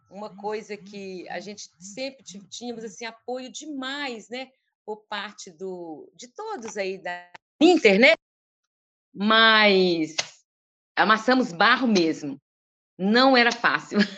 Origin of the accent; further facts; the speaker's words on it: Northeast Region, Brazil; E como eu vim do Nordeste e eu conhecia tão bem aquilo que eu estava representando